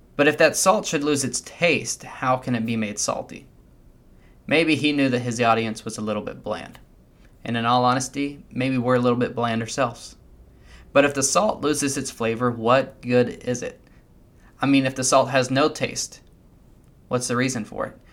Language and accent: English; United States; As American Christians